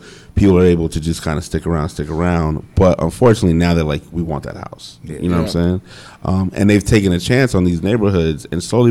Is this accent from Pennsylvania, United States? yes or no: no; Phoenix, Arizona, United States; moved away as an adult; also born or lived in Virginia / New York; I'm from Phoenix